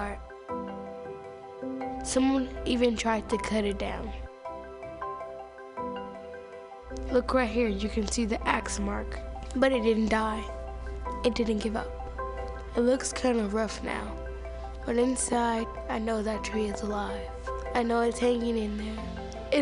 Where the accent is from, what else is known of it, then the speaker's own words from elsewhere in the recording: Oakland, California, United States; I'm from Oakland, California